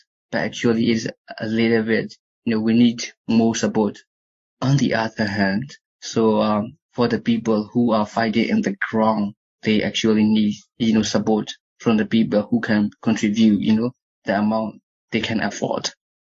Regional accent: Sagaing Region, Myanmar; English is a second language; moved away as an adult; I want to go to the my village, my hometown.

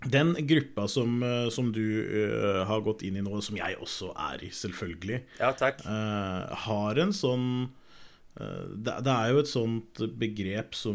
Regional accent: Norway; born there; Vi er født i Norge, liksom.

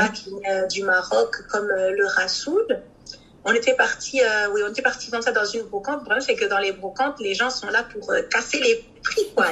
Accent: Brussels, Brussels-Capital Region, Belgium; Je suis née et j'ai grandi ici à Bruxelles.

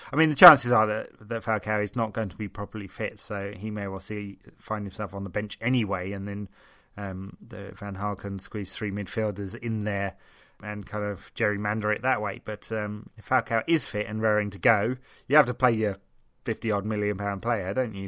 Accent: England, United Kingdom; being English

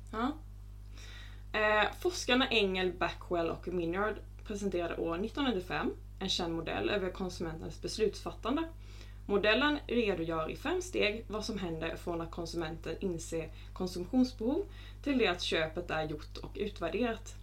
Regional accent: Småland, Sweden; jag är smålänning som ni hör

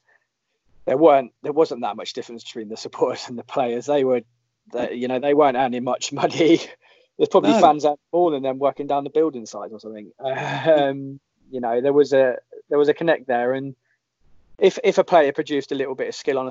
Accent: Northampton, East Midlands, United Kingdom; I was born and bred in Northampton

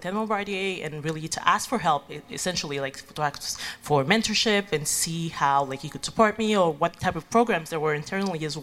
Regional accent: Haiti; moved away as an adult; now in Montreal, Canada; I'm originally from Haiti

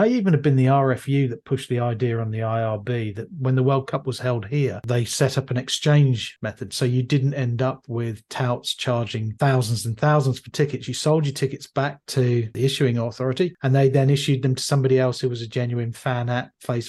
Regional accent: London, United Kingdom; As a Londoner, you can do all of that anyway. You can hop on a flight to Dublin.

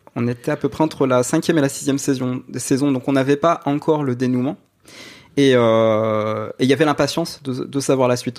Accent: Nancy, Grand Est, France; moved away as an adult; now in Saint-Mandé, France; je viens de Nancy

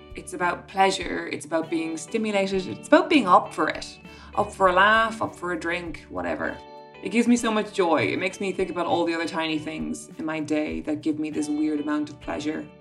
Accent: Ireland; being Irish

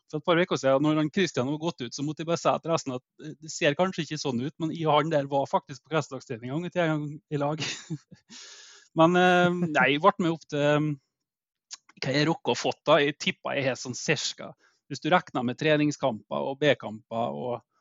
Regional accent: Eide, Møre og Romsdal, Norway; now in Elnesvågen, Norway; jeg er født og oppvokst på Eide.

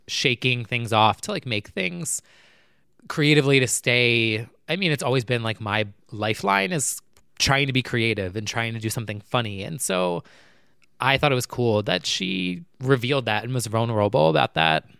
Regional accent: New Jersey, United States; now I'm from New Jersey.

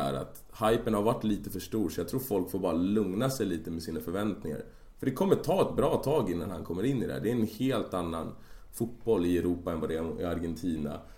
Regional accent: Sweden; I och jag är svensk

